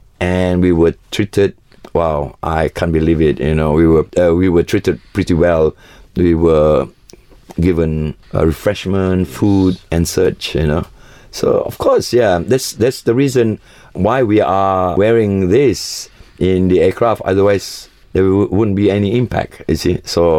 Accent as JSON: {"language": "English", "area": "Sabah and Sarawak", "region": "East Malaysia", "country": "Malaysia", "said": "we, the indigenous people of Sabah and Sarawak, is still around, and we exist, and we believe that we are also Malaysians. We are part of Malaysia."}